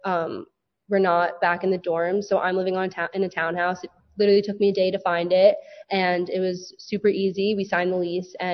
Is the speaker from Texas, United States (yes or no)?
no; Woodcliff Lake, New Jersey, United States; I'm from Woodcliff Lake, New Jersey.